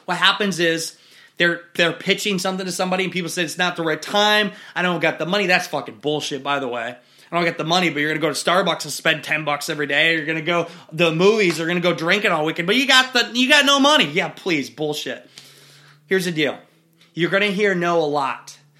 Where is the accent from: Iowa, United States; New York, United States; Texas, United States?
Iowa, United States; in my woods in Iowa